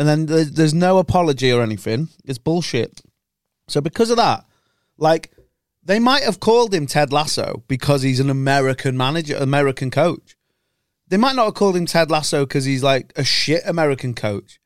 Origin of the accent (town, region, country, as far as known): Chester, North West England, United Kingdom; accent: scummy